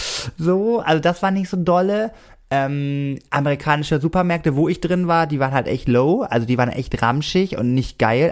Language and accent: German; Germany; ich komme extra aus vom Germany